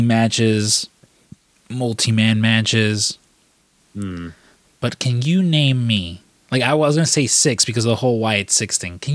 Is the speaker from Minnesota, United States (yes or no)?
no; Chicago, Illinois, United States; I grew up in Chicago.